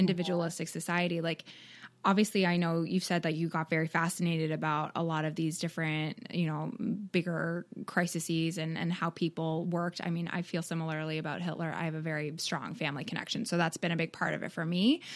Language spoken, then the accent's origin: English; Canada; now in United States; I'm from Canada